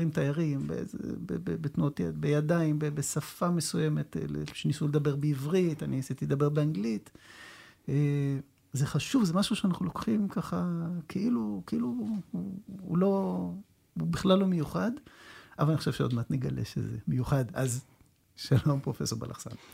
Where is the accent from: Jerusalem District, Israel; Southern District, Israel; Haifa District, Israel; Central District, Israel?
Jerusalem District, Israel; Jerusalem; אני גדלתי בירושלים